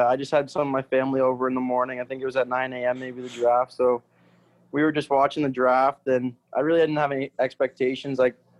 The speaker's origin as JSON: {"language": "English", "town": "Oshawa", "region": "Ontario", "country": "Canada", "tie": "born or raised there", "also_born_or_lived": "Sudbury", "said": "against my hometown team, Oshawa Generals"}